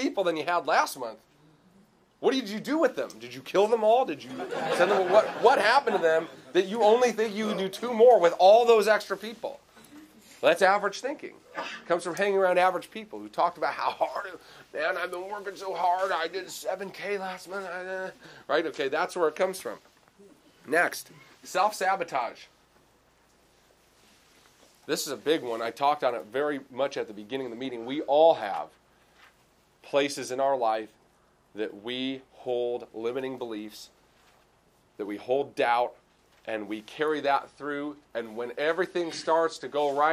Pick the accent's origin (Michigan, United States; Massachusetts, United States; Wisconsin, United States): Michigan, United States; Clarkston; DTE in my hometown. It's like 5 minutes away